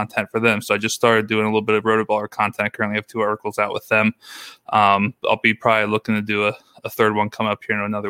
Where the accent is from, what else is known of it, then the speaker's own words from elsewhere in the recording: Glen Rock, Pennsylvania, United States; moved away as an adult; now in Silver Spring, United States; I actually grew up in the Hanover, Pennsylvania, Glen Rock, Pennsylvania area